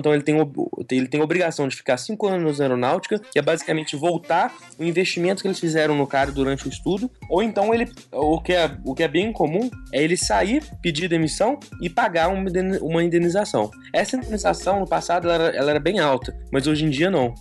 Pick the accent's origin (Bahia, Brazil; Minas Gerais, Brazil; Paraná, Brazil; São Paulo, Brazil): Minas Gerais, Brazil; Belo Horizonte; moved away as an adult; now in São José dos Campos, Brazil; eu sou de Belo Horizonte, sou mineiro